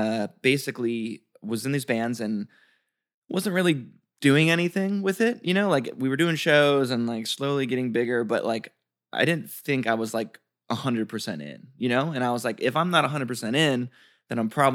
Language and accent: English; Detroit, Michigan, United States; born or raised there